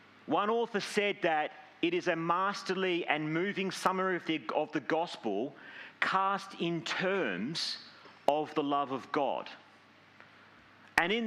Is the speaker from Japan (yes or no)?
no; Langford, Western Australia, Australia; now in Gosnells, Australia; I grew up in Langford, don't judge me